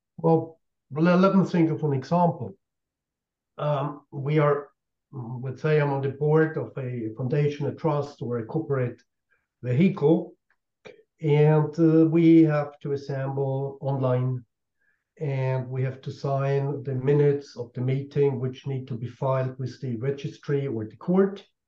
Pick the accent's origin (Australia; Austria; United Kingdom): Austria; in my home country in Austria